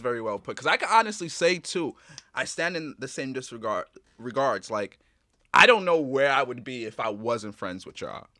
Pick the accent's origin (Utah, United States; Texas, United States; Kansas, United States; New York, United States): New York, United States; New York City; I'm from the Bronx